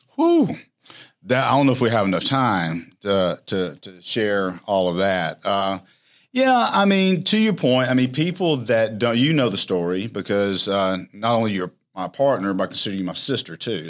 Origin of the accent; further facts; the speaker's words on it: Alexander City, Alabama, United States; back to my hometown, Alexander City